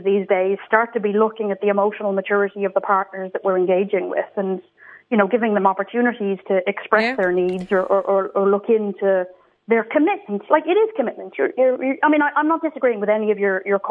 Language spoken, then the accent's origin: English; Ireland; moved away; I grew up in Ireland, so I've been out of the country for a long time.